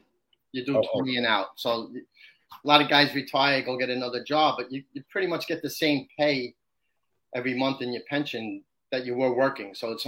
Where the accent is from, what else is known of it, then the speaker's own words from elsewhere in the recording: New York City, New York, United States; also born or lived in Long Island / Las Vegas; I actually grew up in Brooklyn until we were about 13 years old. Then we moved out to Long Island. But when I was living in Vegas for a couple of years, everybody's like, oh, you're from New York. They got the accent.